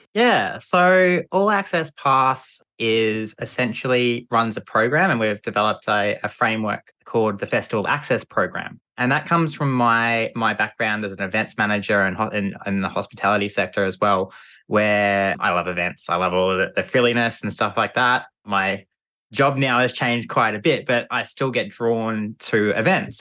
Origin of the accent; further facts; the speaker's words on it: Geelong, Victoria, Australia; I grew up in, uh, Geelong and the Great Ocean Road down in Victoria with my family